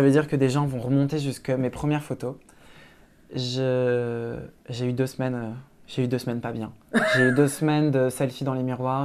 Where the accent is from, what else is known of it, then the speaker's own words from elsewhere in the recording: Lille, Hauts-de-France, France; moved away as an adult; also born or lived in Brussels; je viens de Lille et que la Belgique, c'est à 15 minutes en voiture